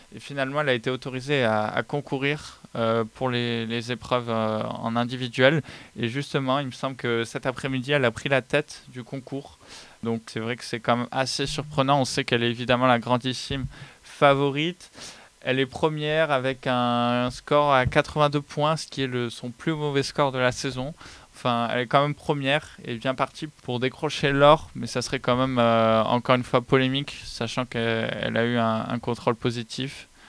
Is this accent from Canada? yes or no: no; France